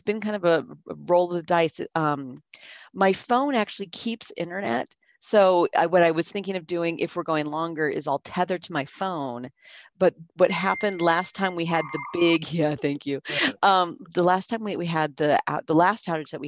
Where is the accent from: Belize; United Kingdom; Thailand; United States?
United States; San Jose, California; I grew up in San Jose, California